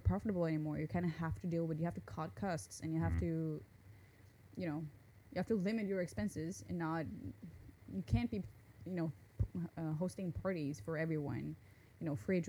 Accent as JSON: {"language": "English", "region": "Northern Norway", "country": "Norway", "first_language": "Norwegian", "second_language": "English", "moved": "as an adult", "lives_now": "Japan", "said": "I'm from Norway."}